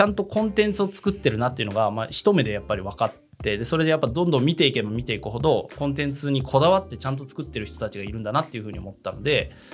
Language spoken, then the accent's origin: Japanese; Kansai, Japan; 僕関西出身なんで